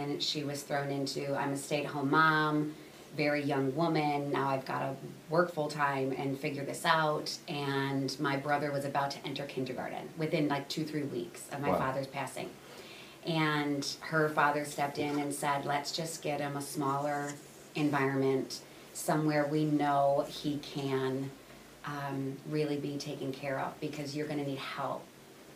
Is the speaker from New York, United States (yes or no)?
no; Aurora, Illinois, United States; also born or lived in Elgin / Austin, Texas; I was born and raised right here in Aurora